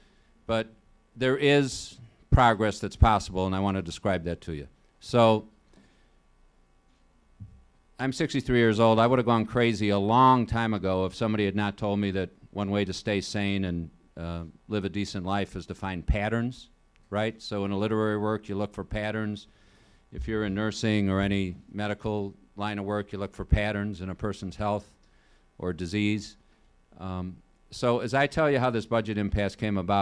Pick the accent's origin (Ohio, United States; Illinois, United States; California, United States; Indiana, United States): Illinois, United States; Joliet; I'm from Joliet